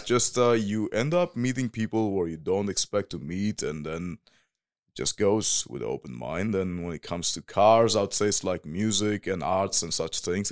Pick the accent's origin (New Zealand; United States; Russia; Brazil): New Zealand; Whanganui, Manawatū-Whanganui; also born or lived in Northland; now in Germany; that's my hometown. It's called Wanganui